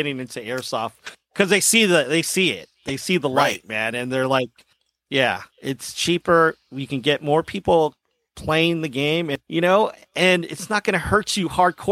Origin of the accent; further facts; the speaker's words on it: San Diego, California, United States; born and raised in SoCal